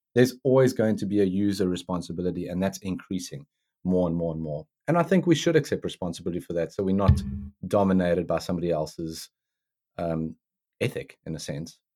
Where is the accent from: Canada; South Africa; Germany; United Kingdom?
South Africa; now in United States; growing up in South Africa